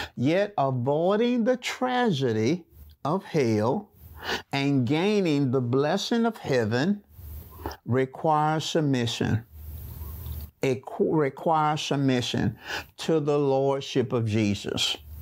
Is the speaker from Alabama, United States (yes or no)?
yes; Birmingham, Alabama, United States; I was raised up in a small community in Birmingham called Waller.